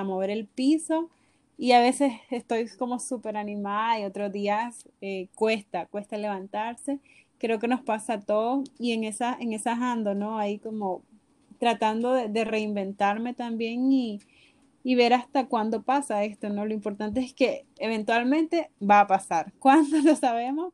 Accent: Nicaragua; de Nicaragua.

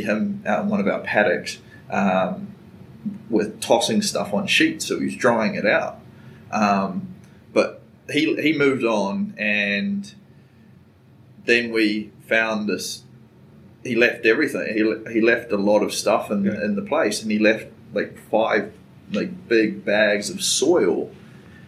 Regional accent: New Zealand; moved away as an adult; also born or lived in Wellington / Dunedin / Brisbane / Chicago; now in Chattanooga, United States; I was born and raised in New Zealand

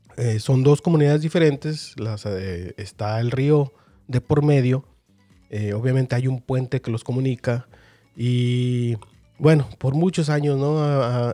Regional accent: Mexico; para quienes somos de México

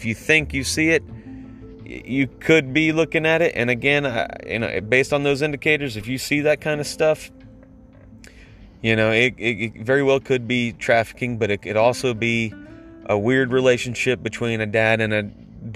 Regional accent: United States; now in Atlanta, United States; as an American

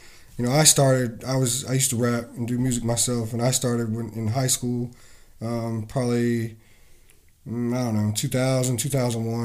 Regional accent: North Carolina, United States; now in Norfolk, United States; I'm from North Carolina, about 3 hours from here. I grew up on the beach down there.

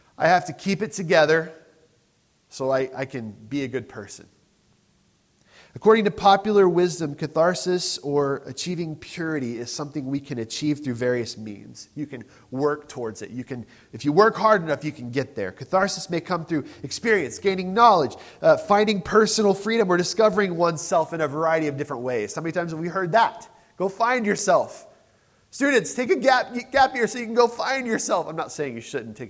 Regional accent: United States; I'm too American sometimes.

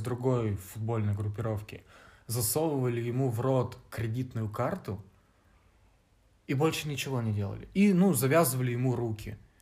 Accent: Vladivostok, Primorsky Krai, Russia; moved away as an adult; now in Novosibirsk, Russia; я, ну, типа из другого города приехал, я из Владивостока

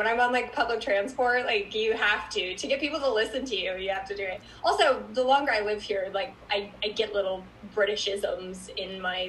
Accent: United States; moved away as an adult; now in London, United Kingdom; especially as an American, because there's just nothing like it in America.

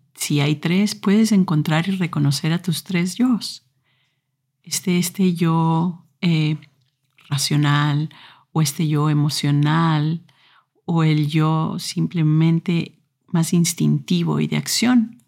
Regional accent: Ecuador; moved away; En Ecuador, donde yo nací, a los eh, más o menos 14 años tienes que escoger eh, en qué parte de la secundaria vas a entrar

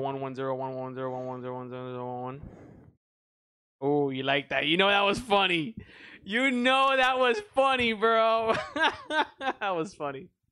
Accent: United States; I'm American

